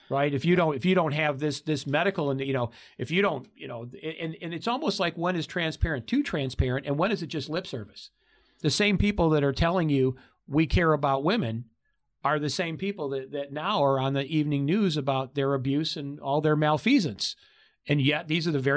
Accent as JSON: {"language": "English", "region": "Michigan", "country": "United States", "lives_now": "Arizona, United States", "said": "I came before I moved here to Arizona in 2015. I came from Oakland County, just outside of Detroit. Well, that's the Motor City."}